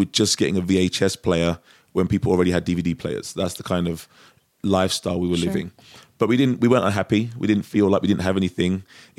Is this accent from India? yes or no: no; London, United Kingdom; moved away as an adult; I'm from Europe. Yeah, I was born in England.